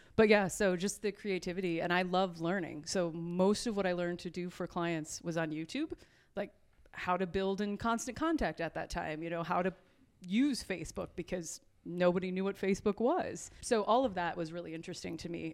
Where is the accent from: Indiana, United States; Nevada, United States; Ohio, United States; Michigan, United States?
Michigan, United States; Edwardsburg; also born or lived in Grand Rapids, Michigan; I was born in Grand Rapids, Michigan, and then a job, my father s, was working for Ameritech, uh, which existed at that time, and that drew us down to South Bend area. And so we most of my childhood was spent in Edwardsburg